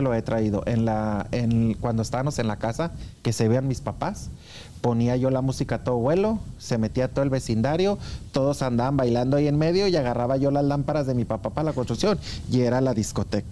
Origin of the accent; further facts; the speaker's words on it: Anáhuac, Chihuahua, Mexico; moved away as an adult; also born or lived in Denver, Colorado; now in Kansas City, United States; yo nací en Anáhuac, Chihuahua